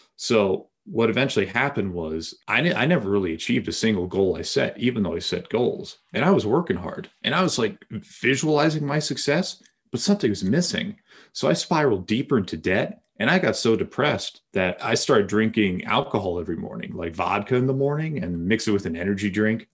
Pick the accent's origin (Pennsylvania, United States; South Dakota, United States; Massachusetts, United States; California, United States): Massachusetts, United States; Bedford; I grew up in Massachusetts